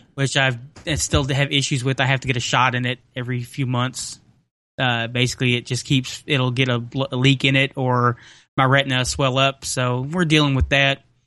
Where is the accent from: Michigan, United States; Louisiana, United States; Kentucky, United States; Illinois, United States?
Kentucky, United States; Henderson; here in Henderson, Kentucky